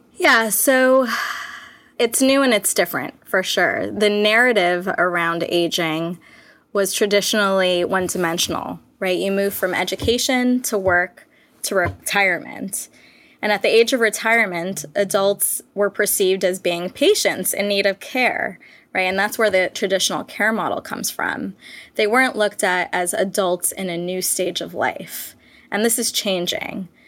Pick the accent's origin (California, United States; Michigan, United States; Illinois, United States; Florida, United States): California, United States; Southern; I was born and raised in Southern California. I'm based in Los Angeles.